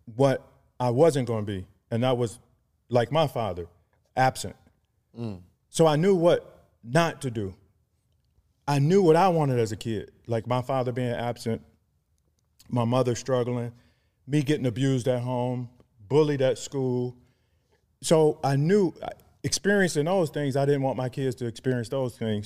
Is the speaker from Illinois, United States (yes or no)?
no; Cleveland, Ohio, United States; also born or lived in Atlanta; born and raised in Cleveland, Ohio